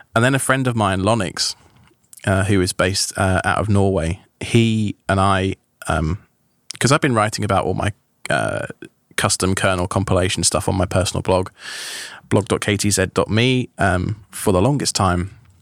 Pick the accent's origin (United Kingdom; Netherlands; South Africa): United Kingdom; England; accent: British; moved away as an adult; also born or lived in Long Island, New York, United States; now in United States; I'd lived in England all my life, so far as, apart from when I was age three. Uh, all my life, so far as I can, I went to school there, I went to university there